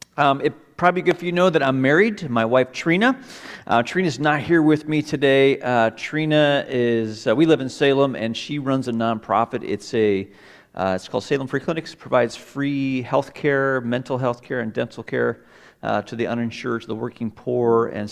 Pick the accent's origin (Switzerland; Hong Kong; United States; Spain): Hong Kong; also born or lived in Malaysia; I do have some roots in Hong Kong. I was born in Hong Kong. My parents were CMA missionaries. And so I would spend part of the year in Hong Kong and part of the year at a boarding school in Malaysia.